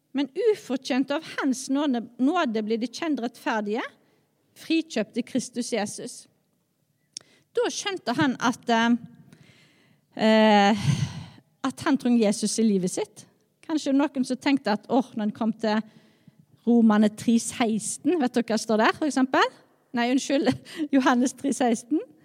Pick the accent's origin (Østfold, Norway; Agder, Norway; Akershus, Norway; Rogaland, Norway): Rogaland, Norway; Skjold; jeg er oppvokst i Skjold